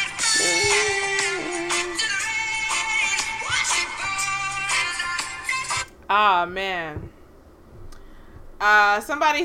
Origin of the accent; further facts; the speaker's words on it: United States; I'm American